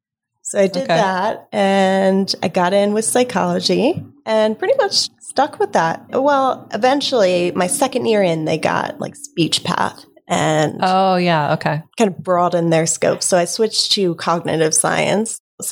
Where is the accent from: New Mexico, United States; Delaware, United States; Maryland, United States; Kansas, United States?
Delaware, United States; Native here.